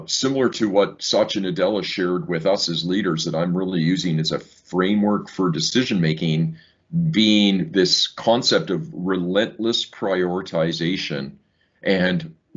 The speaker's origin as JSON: {"language": "English", "town": "Saskatoon", "region": "Saskatchewan", "country": "Canada", "tie": "born or raised there", "also_born_or_lived": "England / Ireland / Australia / Seoul, Korea", "moved": "as an adult", "said": "growing up in Saskatoon, Saskatchewan"}